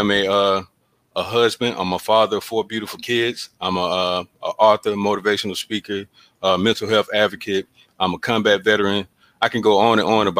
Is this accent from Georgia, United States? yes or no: yes; Columbus, Georgia, United States; now in Clarksville, United States; I'm originally from Columbus, Georgia